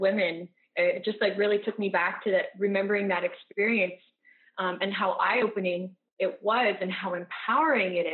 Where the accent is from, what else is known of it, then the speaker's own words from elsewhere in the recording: rural Massachusetts, United States; when I was a kid growing up in Massachusetts, I'm from a really rural